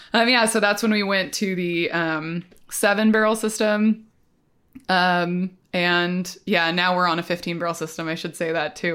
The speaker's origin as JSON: {"language": "English", "town": "Portland", "region": "Oregon", "country": "United States", "tie": "born or raised there", "said": "I grew up in the Portland area"}